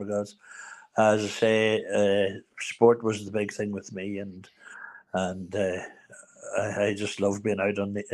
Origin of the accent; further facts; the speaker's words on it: Newry, Northern Ireland, United Kingdom; we're both from Newry. We both lived in the Glen there at the bottom of the Dublin Road